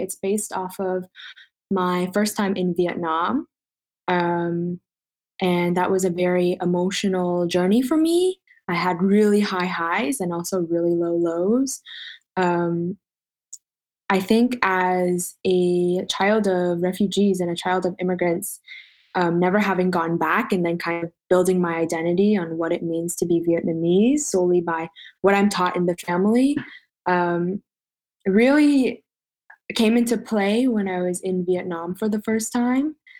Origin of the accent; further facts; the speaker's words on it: Toronto, Ontario, Canada; moved away as an adult; now in Montreal, Canada; I'm currently in Montreal, born and raised in Toronto, though